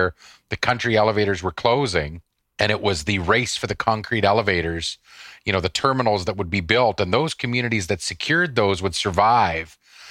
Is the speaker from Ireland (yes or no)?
no; Davidson, Saskatchewan, Canada; my days growing up in Davidson